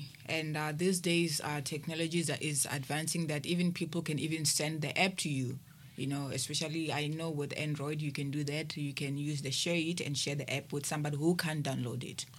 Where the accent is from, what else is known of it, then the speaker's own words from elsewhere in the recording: Limpopo, South Africa; born there; now in Cape Town, South Africa; I was born in Limpopo and I moved to Cape Town about 3 years ago.